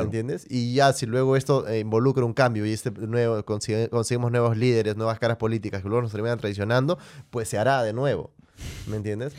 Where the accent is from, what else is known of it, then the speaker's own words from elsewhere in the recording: Peru; como peruano